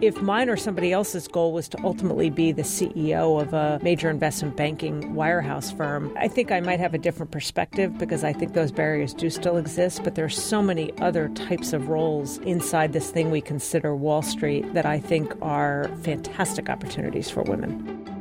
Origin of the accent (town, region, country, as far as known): New York City, New York, United States; born or raised there